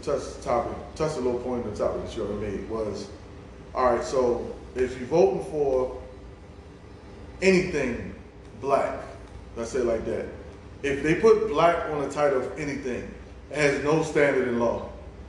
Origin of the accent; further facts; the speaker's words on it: United States; born there; I was born in the United States.